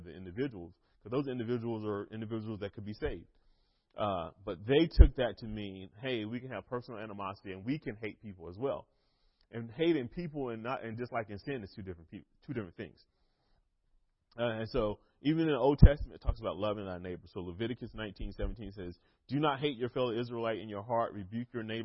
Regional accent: North Carolina, United States; I am from North Carolina

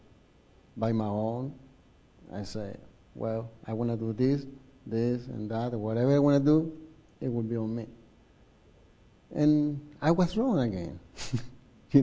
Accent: Chile; English is a second language; moved away; I'm from Chile

